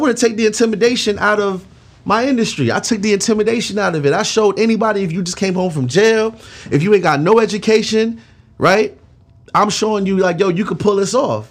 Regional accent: New York City, New York, United States; now in Atlanta, United States; I'm from Flatbush, Brooklyn

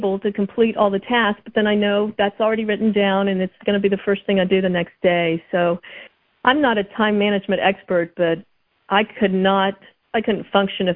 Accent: Columbus, Ohio, United States; My dad still lives on Dunedin Road where I grew up

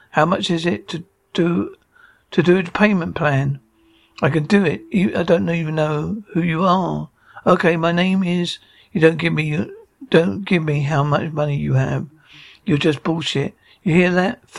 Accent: East Coast, United States; also born or lived in New York; I'm from the East Coast, so I grew up over there. I was living in New York.

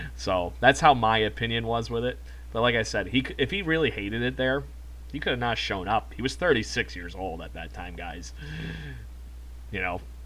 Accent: United States; as an American

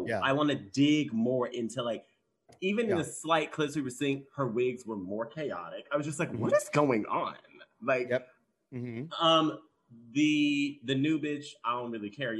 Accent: Texas, United States; moved away; I'm from Texas.

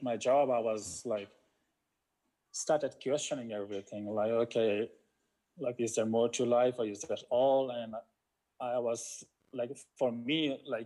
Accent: India; moved away as an adult; also born or lived in Australia; I grew up in India, so I've seen poverty

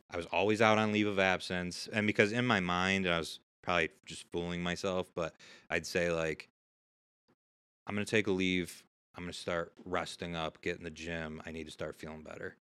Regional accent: Syracuse, New York, United States; I grew up right here in Syracuse

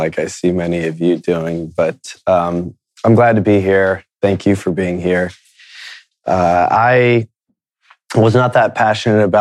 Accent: Akron, Ohio, United States; also born or lived in Miami, Florida; We quickly moved to Akron, Ohio, and started our lives there

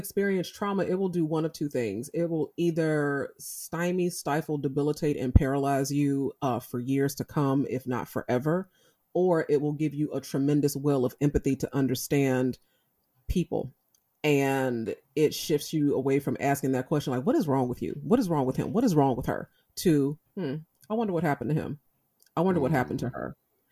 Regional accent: Chicago, Illinois, United States; I grew up in Chicago

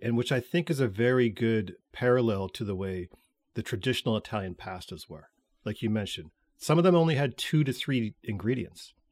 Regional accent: Canada; we're Canadian

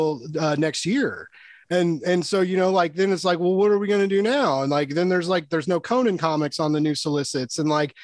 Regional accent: Kansas City, Missouri, United States; I'm from Kansas City

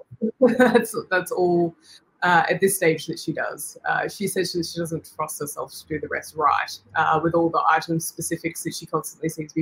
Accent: Victoria, Australia; moved away as an adult; now in Alice Springs, Australia; I'm originally from Victoria

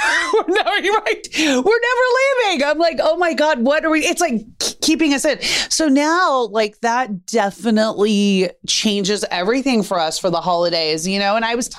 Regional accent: Texas, United States; My home state.

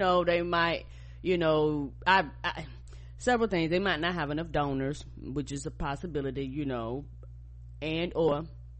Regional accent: United States; Yeah, thank you, because you know I'm from America

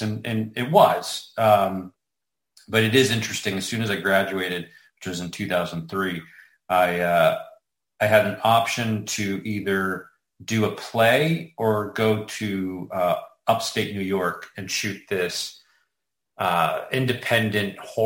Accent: Toronto, Ontario, Canada; moved away as an adult; now in Los Angeles, United States; I was born and raised in Toronto, Canada. I moved

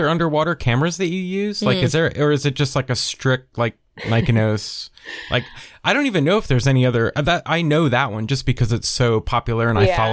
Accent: East Coast, United States; now in Tennessee, United States; Because I grew up on the East Coast, you know, I was 3 hours away from the beach my whole life, and being stuck in Tennessee now

